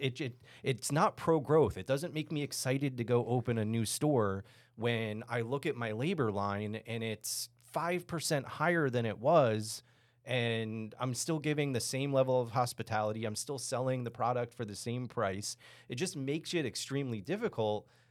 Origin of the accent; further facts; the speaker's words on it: Texas, United States; we're from Texas